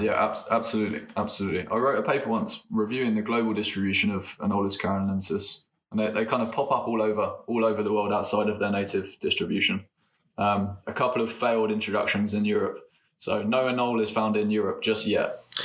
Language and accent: English; England, United Kingdom; I come from England